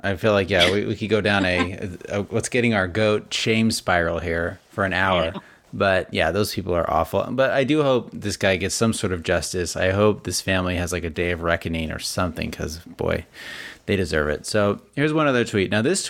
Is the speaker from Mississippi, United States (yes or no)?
no; Las Vegas, Nevada, United States; You and I grew up in Las Vegas, where there's a huge Mormon LDS population, huge.